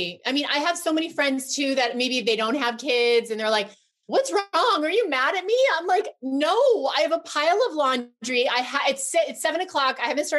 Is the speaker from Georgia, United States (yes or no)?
no; Connecticut, United States; moved away as an adult; also born or lived in New York City; now in California, United States; I'm from Connecticut. We always go to my parents' house.